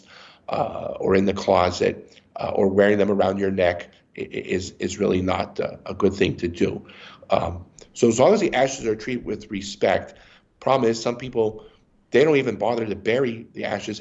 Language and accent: English; Erie, Pennsylvania, United States; also born or lived in Harrisburg, Pennsylvania; I grew up in Erie, Pennsylvania